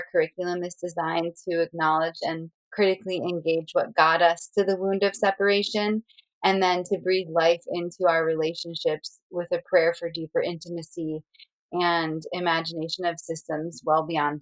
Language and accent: English; New Jersey, United States; now in Sonoma County, United States; I grew up originally in Lenape territory in what's now called New Jersey, and currently I'm living out near